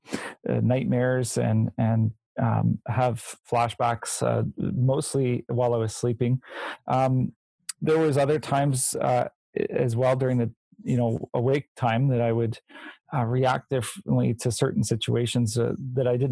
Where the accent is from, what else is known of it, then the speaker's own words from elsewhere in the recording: Nova Scotia, Canada; moved away; I'm from Nova Scotia originally